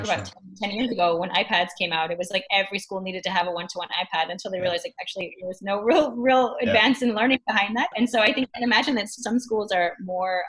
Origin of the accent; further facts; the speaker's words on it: United States; now in Germany; I'm American